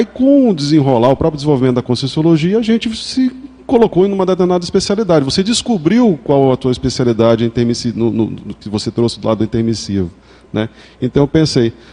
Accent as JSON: {"language": "Portuguese", "country": "Brazil", "said": "a visão que eles têm da ciência é um pouco diferente do, da nossa enquanto brasileiros, né?"}